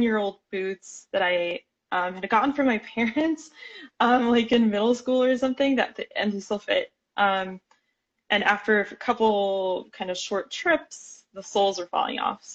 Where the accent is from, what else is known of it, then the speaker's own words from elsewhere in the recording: Miami, Florida, United States; now in Portland, United States; I am from Miami, Florida originally